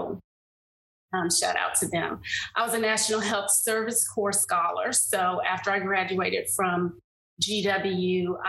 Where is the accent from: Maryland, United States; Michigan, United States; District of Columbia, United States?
District of Columbia, United States; Washington; As you know, I'm a native Washingtonian. So I grew up in the Washington metropolitan area.